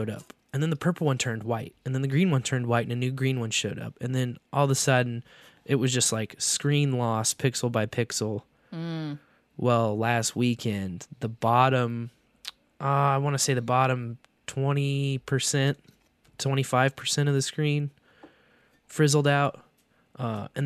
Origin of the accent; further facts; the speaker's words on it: Kearney, Missouri, United States; Fun Farm in my hometown. In Kearney. Kearney, yeah. Missouri